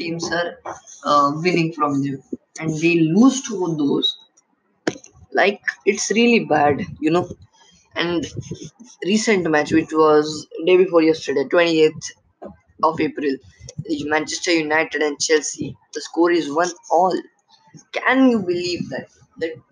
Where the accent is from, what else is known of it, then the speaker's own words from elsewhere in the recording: India; I'm from India